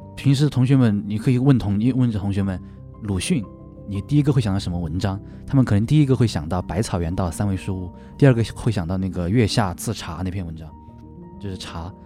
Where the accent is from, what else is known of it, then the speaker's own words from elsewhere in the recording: Luzhou, Sichuan, China; 虽然我不是古令人，我是泸州老，就是相当于老城区，城区的人